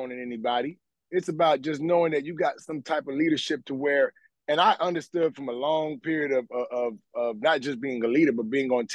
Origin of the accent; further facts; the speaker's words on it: Memphis, Tennessee, United States; I'm from Memphis